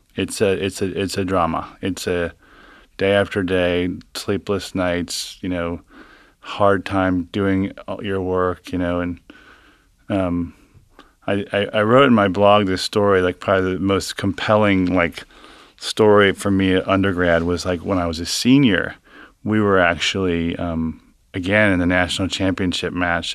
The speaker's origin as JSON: {"language": "English", "town": "Cincinnati", "region": "Ohio", "country": "United States", "tie": "born or raised there", "said": "from Cincinnati, grew up in Hyde Park"}